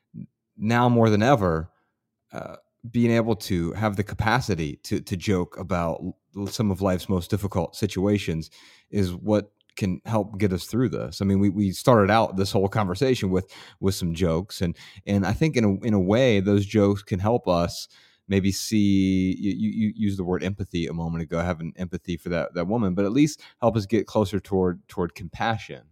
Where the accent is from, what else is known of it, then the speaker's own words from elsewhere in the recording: Ohio, United States; I'm from Ohio, and I'm usually very proud to be from Ohio